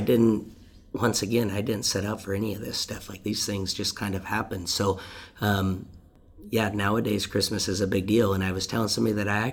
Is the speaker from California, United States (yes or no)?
no; Deming, Washington, United States; I'm from the Deming community